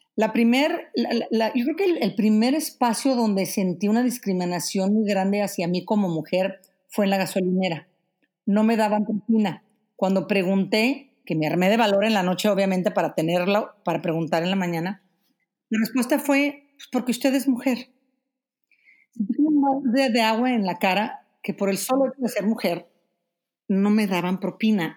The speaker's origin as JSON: {"language": "Spanish", "country": "Mexico", "moved": "as an adult", "said": "tuve que salir de México hace, cuántos años? Fue en el 2015"}